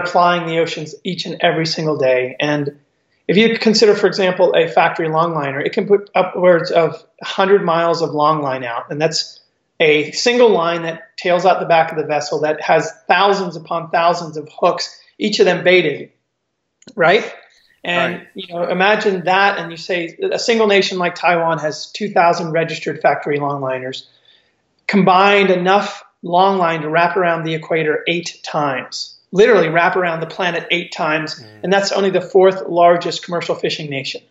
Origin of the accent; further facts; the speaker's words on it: Eastern Cape, South Africa; growing up in South Africa, right on the wild coast